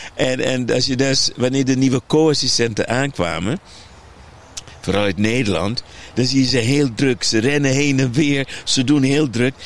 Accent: Aruba; ik ben opgegroeid op Aruba.

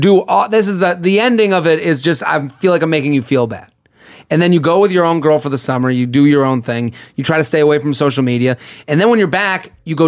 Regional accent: outside of Boston, Massachusetts, United States; I'm from outside of Boston.

